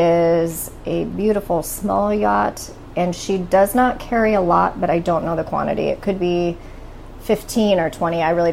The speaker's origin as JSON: {"language": "English", "town": "Anchorage", "region": "Alaska", "country": "United States", "tie": "born or raised there", "said": "I grew up in Peters Creek, which doesn't have a zip code, but it's in the municipality of Anchorage, South Central Alaska. It's on the road system."}